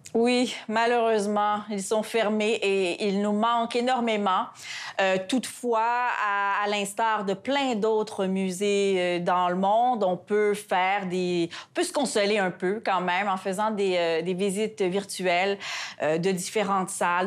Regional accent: Quebec, Canada; chez nous au Québec

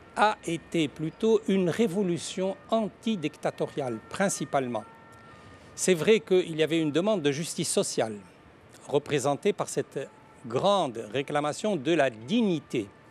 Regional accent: Tunisia; je suis tunisien

